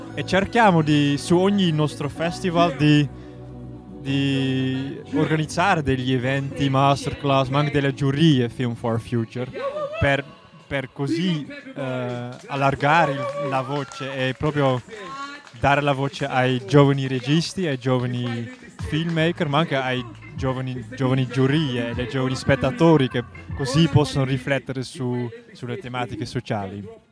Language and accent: Italian; Netherlands; Italian is a second language; vengo dall'Olanda. Eh, parlo un pochino italiano